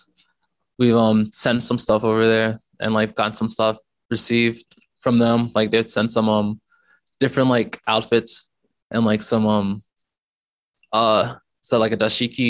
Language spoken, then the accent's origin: English; Ruston, Louisiana, United States; moved away as an adult; also born or lived in Baton Rouge, Louisiana; I was actually born and raised in Ruston, Louisiana, which is like about 4 hours from here